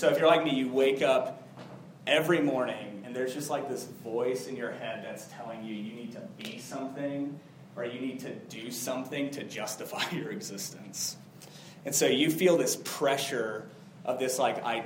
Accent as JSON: {"language": "English", "region": "South Florida", "country": "United States", "tie": "born or raised there", "said": "when I was a kid, I grew up in South Florida"}